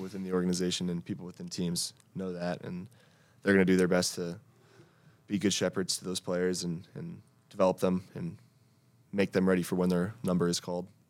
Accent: Connecticut, United States; moved away as an adult; I was from Connecticut and I didn't have the exposure

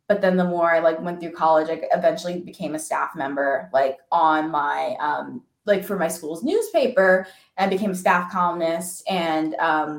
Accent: New York City, New York, United States; I grew up in New York City and I'm like a third generation New Yorker

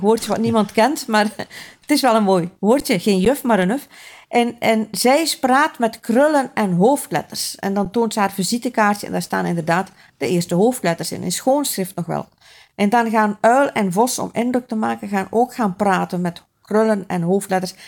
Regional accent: West Flanders, Belgium; ik ben van West-Vlaanderen

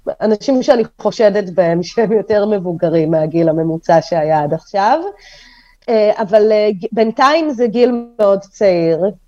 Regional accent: Holon, Tel Aviv District, Israel; also born or lived in Kyiv, Ukraine; גדלתי בחולון, הסתובבתי המון בתל אביב

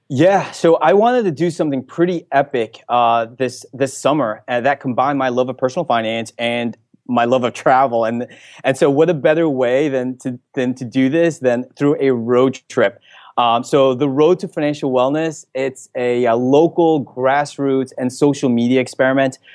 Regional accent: Elizabeth, New Jersey, United States; I grew up in Elizabeth, New Jersey

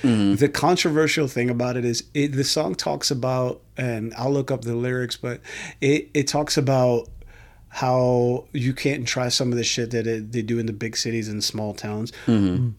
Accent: New York, United States; When I was a kid growing up in New York

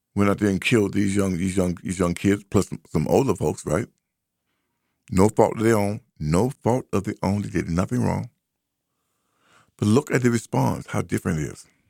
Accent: United States; I grew up up on Highland Street.

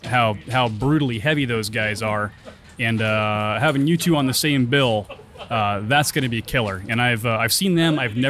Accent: near Seattle, Washington, United States; I got an opportunity to hang out with Vinny before their show in Seattle, Washington, near my hometown.

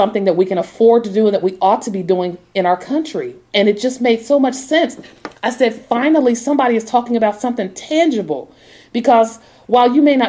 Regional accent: Portsmouth, Ohio, United States; I'm from Ohio. I'm from the Midwest. I'm from one of those small towns, Portsmouth, Ohio. It's on the Ohio River. It borders Kentucky and West Virginia.

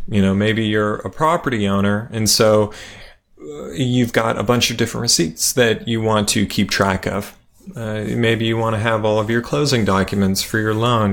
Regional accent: Las Vegas, Nevada, United States; I grew up in Las Vegas

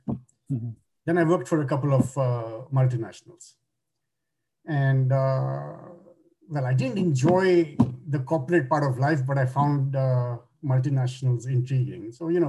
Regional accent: Kolkata, West Bengal, India; now in Toronto, Canada; In India, in Calcutta.

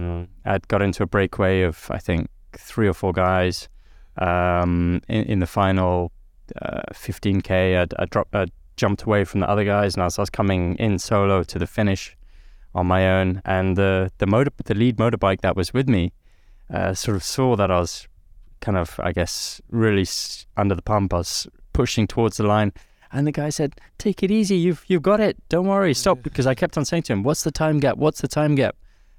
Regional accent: Nairobi, Kenya; lucky, I guess, with my upbringing in Nairobi in Kenya. I'd always been born as a Brit. I knew my family was British. I was a British kid growing up in Africa.

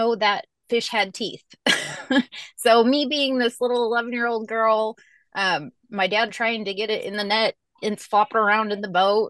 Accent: Midwest, United States; So I grew up in the Midwest

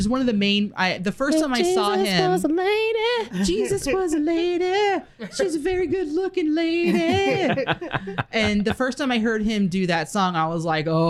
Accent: Florida, United States; now in Midwest, United States; I'm from Florida

